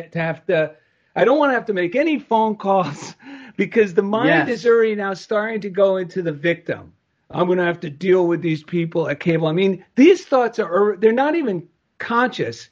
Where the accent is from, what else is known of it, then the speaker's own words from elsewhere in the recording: New Jersey, United States; accent: New Jersey; my New Jersey accent